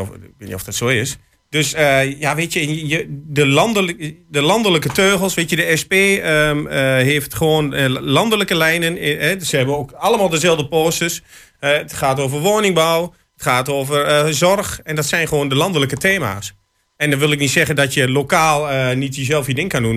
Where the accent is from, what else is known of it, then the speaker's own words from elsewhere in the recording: Hengelo, Overijssel, Netherlands; we komen allemaal uit Hengelo